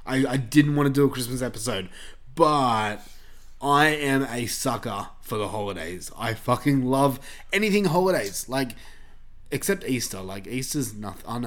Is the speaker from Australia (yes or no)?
yes; Australia; we're Australian, y'all.